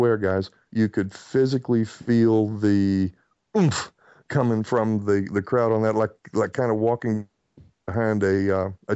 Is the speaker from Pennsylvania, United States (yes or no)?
no; Bristol, Tennessee, United States; moved away; in my hometown of Bristol, Tennessee